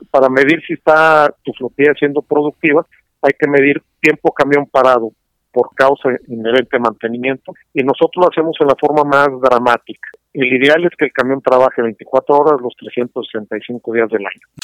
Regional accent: San Luis Potosí, Mexico; now in Monterrey, Mexico; yo soy originario de San Luis, yo así que circunstancias de la vida me trajeron acá a Monterrey

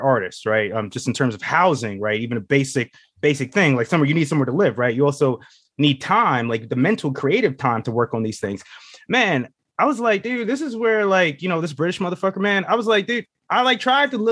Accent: United States; I'm an American.

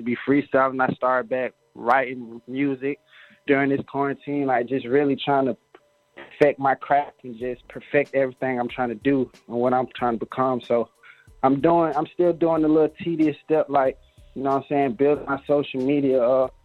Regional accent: Decatur, Georgia, United States; I'm from the east side, Decatur, but I get my money all over Atlanta

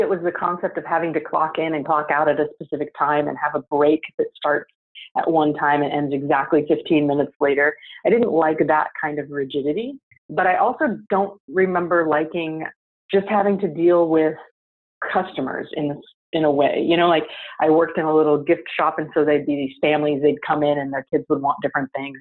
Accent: San Antonio, Texas, United States; I grew up in San Antonio, Texas

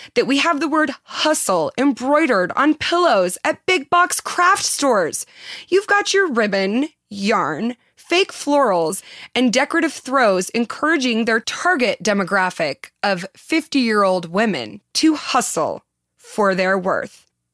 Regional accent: Southern California, United States; accent: Valley Girl; I was born in Southern California and have been accused of having a Valley Girl accent

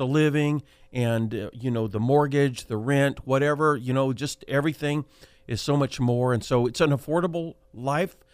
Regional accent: Selma, California, United States; I was born and raised in Soma. That's Fresno, that's solid Fresno County.

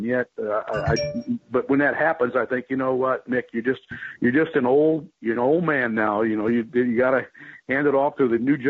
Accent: Midwest, United States; But I grew up in the Midwest like that, and so I could hear radio stations from all over the country.

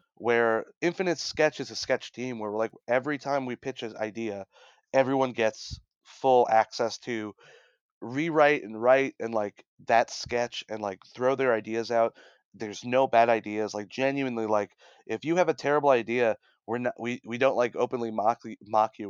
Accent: Brooklyn, New York, United States; I'm from Brooklyn

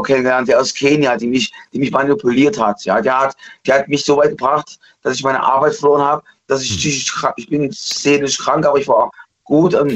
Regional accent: East Germany, Germany; Ich bin Ossi aus der DDR

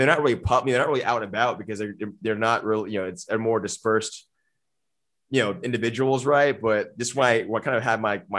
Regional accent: Austin, Texas, United States; I grew up in Austin, man. Like, you know, we moved here. My family moved here in '91. I was eight.

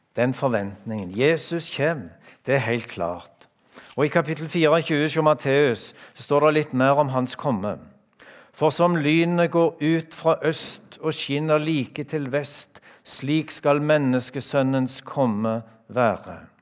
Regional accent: Randaberg, Rogaland, Norway; now in Skien, Norway; hjemme på Randaberg

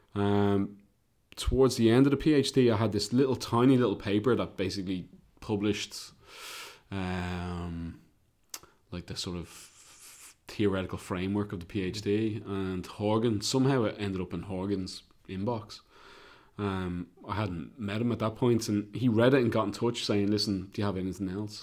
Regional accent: Ireland; obviously I'm Irish

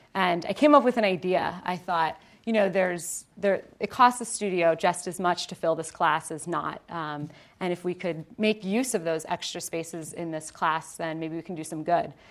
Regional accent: Ohio, United States; born and raised in Ohio

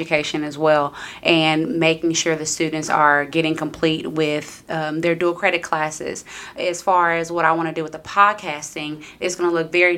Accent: Round Rock, Texas, United States; I am from Round Rock

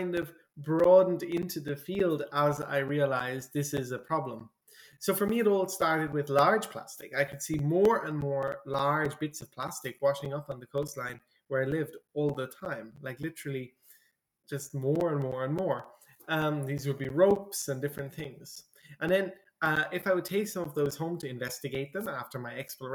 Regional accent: Ireland; I'm from Ireland, and some people might know that in Ireland it rains quite often

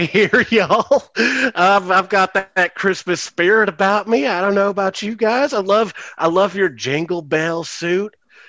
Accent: the South, United States; Oh, yeah, man. Hell yeah. I'm from the South, you know. Y'all in Grand Rapids, I'm from the South.

